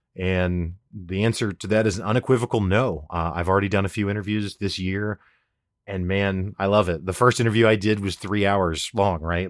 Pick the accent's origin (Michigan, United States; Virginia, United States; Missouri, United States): Missouri, United States; Springfield; I'm a guy from Springfield, Missouri that's never traveled